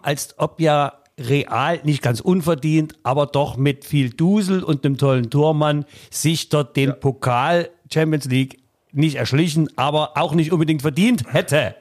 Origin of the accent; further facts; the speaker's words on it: Leipzig, Saxony, Germany; als Leipziger